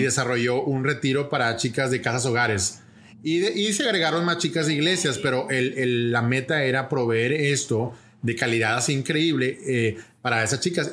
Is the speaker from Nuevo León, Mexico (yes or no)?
yes; Monterrey, Nuevo León, Mexico; moved away as an adult; now in Puerto Rico; México, México, de Monterrey, México. Y ahí, ahí crecí